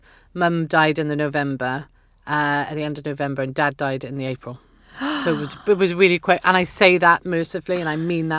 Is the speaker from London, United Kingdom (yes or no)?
no; Pontypool, Wales, United Kingdom; also born or lived in Dubai, UAE / Papua New Guinea; So I grew up in Pontypool, but right. I was born in the Middle East. I was born in Dubai.